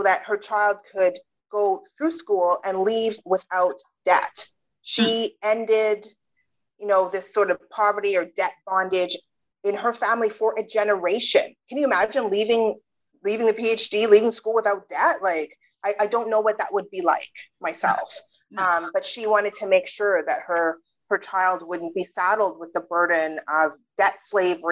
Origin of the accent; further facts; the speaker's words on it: Canada; also born or lived in United Kingdom; I was born in the UK, but I grew up in Canada